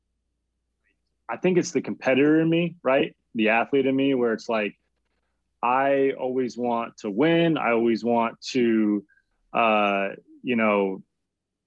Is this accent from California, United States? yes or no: no; Arizona, United States; moved away as an adult; now in San Diego, United States; I'm originally from Arizona